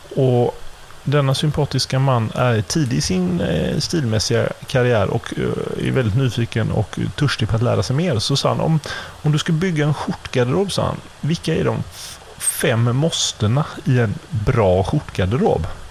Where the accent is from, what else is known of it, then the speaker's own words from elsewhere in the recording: Gothenburg, Västra Götaland, Sweden; som göteborgare